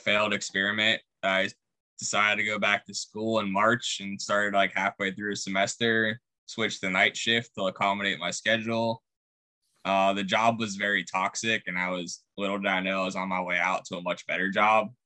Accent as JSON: {"language": "English", "town": "Pittsburgh", "region": "Pennsylvania", "country": "United States", "tie": "born or raised there", "moved": "as an adult", "lives_now": "Indianapolis, United States", "said": "I grew up in Pittsburgh"}